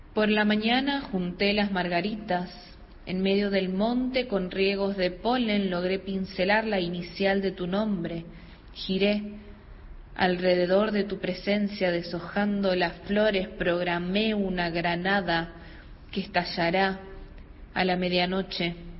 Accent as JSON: {"language": "Spanish", "region": "Santiago del Estero", "country": "Argentina", "tie": "born or raised there", "said": "soy oriunda de Santiago del Estero"}